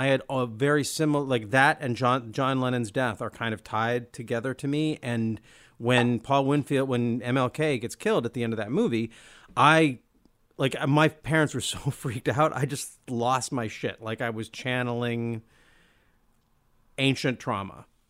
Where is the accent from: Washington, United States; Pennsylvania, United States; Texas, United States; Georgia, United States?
Washington, United States; Olympia; Well, I grew up in Olympia, Washington.